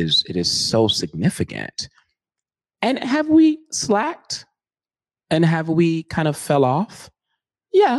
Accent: Seattle, Washington, United States; also born or lived in Montgomery, Alabama; I grew up on Howe Street

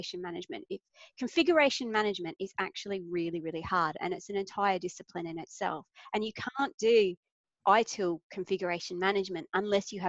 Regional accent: Australia; I'm Australian

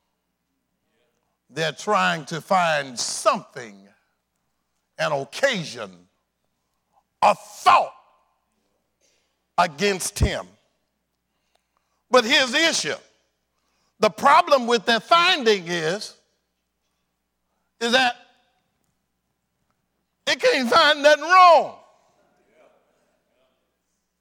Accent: South Arkansas, United States; I was raised in South Arkansas.

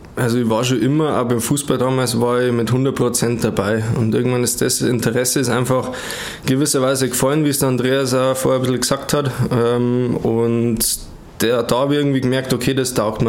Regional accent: Germany; komme aus Wertstetten, wir sind Brüder

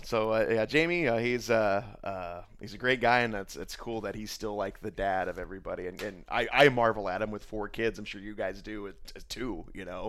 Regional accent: Indiana, United States; I'm from Indiana

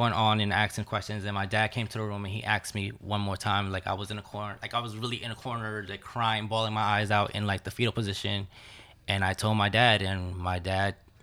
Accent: Jersey City, New Jersey, United States; I grew up in Jersey City.

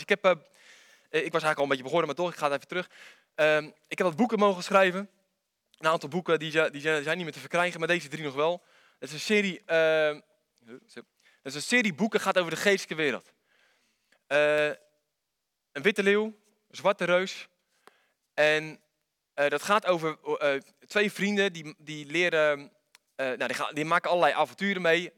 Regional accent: Netherlands; ik kom uit Wanningsveen

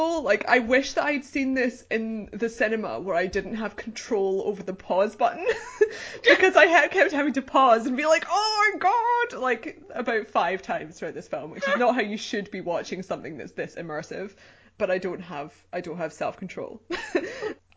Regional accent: United Kingdom; as a British person

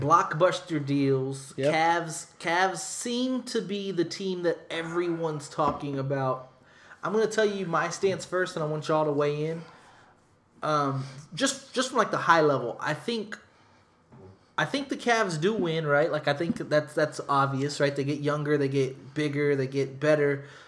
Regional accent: San Antonio, Texas, United States; I was born in San Antonio

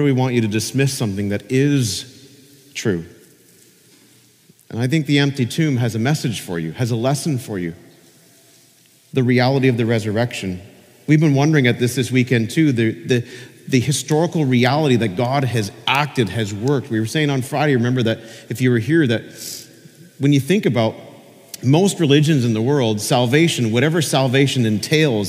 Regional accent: Peterborough, Ontario, Canada; now in Niagara, Canada; I visited my father's grave in Peterborough, and he died a few years ago, and sometimes when I'm back in my hometown, I go to his grave

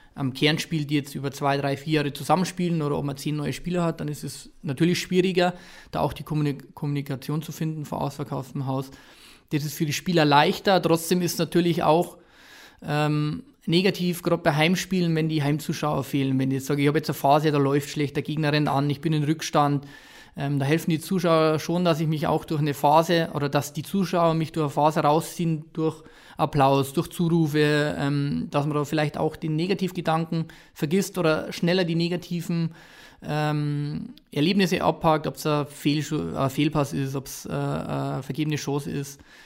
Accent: Ingolstadt, Bavaria, Germany; ich bin da aufgewachsen, ich bin in Ingolstadt in der Umgebung groß geworden

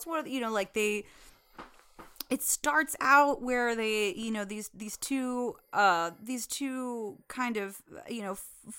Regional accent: India; I can call him Rudy because I'm Indian

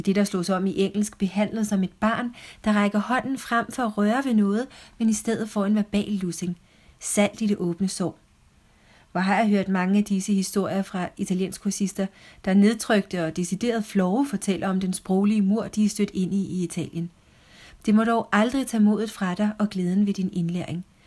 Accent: Copenhagen, Capital Region of Denmark, Denmark; also born or lived in Venice, Italy; I København, hvor jeg er fra, oplever jeg ikke sjældent at få kommentarer om mit flotte danske sprog

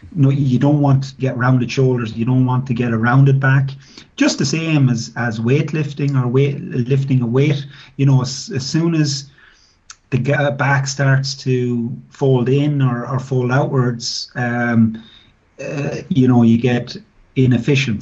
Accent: Tullamore, Leinster, Ireland; I started off playing as a as a young guy at six years of age with my local club, which was uh, Tullamore Rugby Club

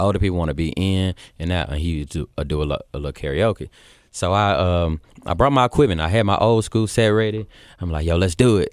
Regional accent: Memphis, Tennessee, United States; moved away as an adult; also born or lived in Georgia; I came from Memphis

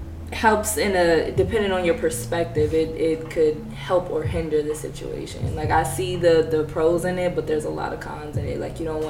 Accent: Ohio, United States; moved away; Because I'm from Ohio

